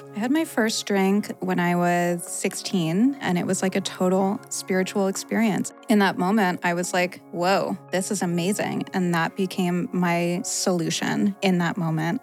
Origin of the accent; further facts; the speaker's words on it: Rhode Island, United States; now in Los Angeles, United States; I grew up in Rhode Island